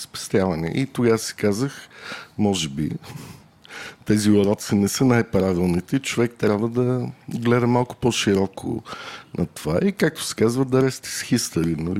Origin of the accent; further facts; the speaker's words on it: Varna, Varna Province, Bulgaria; Аз съм от Варна